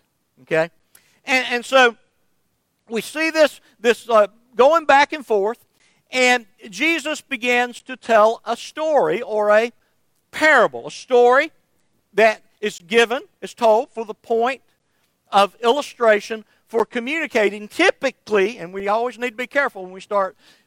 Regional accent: Somerville, Georgia, United States; my hometown of Somerville, Georgia

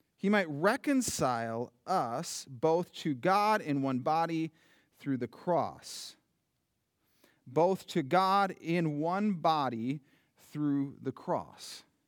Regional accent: United States; I love being an American citizen.

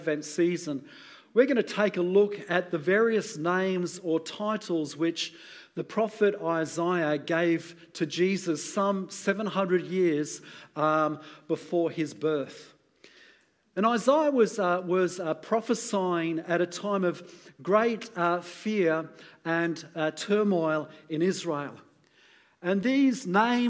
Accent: United Kingdom; being British

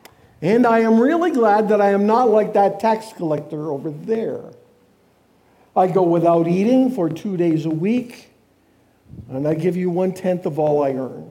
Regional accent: Canada; now in United States; I'm a Canadian.

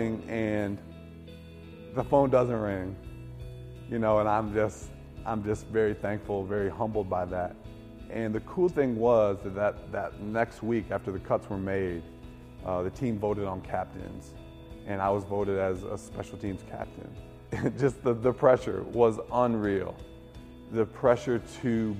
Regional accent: Livonia, Michigan, United States; I grew up in Livonia, Michigan, a suburb of Detroit, with three brothers

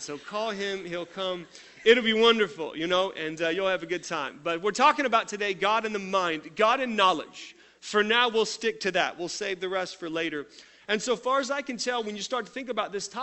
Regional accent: Tulsa, Oklahoma, United States; I grew up in Tulsa at another church here in town

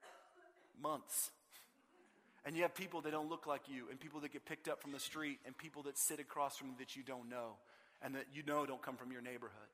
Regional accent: Austin, Texas, United States; I grew up in Austin

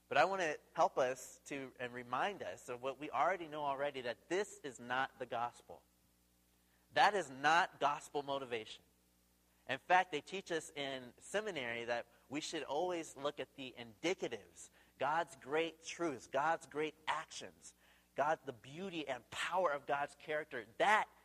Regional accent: Tacoma, Washington, United States; now in Seattle, United States; we're originally from Tacoma. We live in Seattle

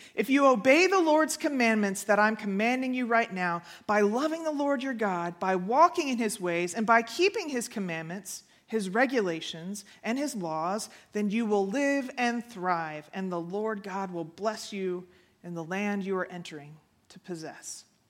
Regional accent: Houston, Texas, United States; moved away; I grew up in Houston

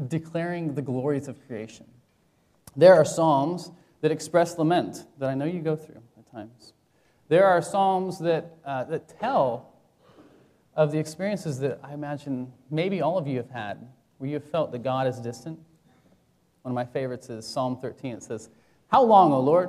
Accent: Vashon Island, Washington, United States; moved away as an adult; also born or lived in Tacoma, Washington / St. Louis, Missouri; now in Richmond, United States

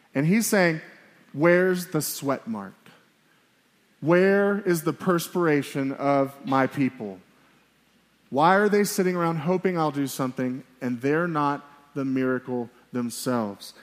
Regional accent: Miami, Florida, United States; now in Billings, United States; I'm from Miami, Florida

